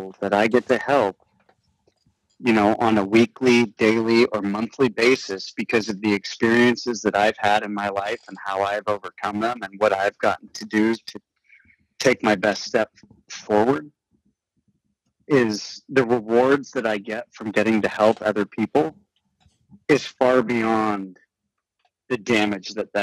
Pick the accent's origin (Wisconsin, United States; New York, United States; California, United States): California, United States; Marin County; I grew up in Marin County, California, you know, like hunting is not the normal out here